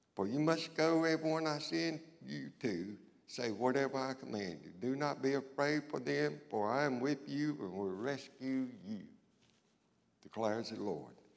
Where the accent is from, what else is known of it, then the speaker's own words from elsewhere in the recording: Rocky Mount, North Carolina, United States; old redneck boy from Rocky Mount